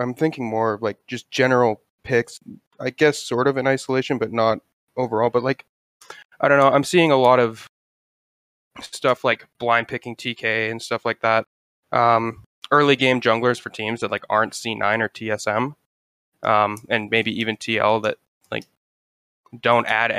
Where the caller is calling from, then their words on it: Calgary, Alberta, Canada; Calgary, Alberta.